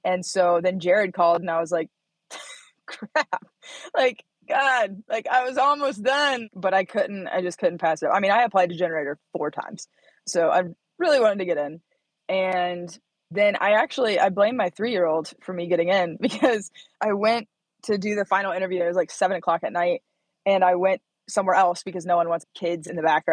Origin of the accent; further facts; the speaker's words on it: Bloomington, Indiana, United States; moved away as an adult; now in Reno, United States; Bloomington, Indiana. Yep. Middle of nowhere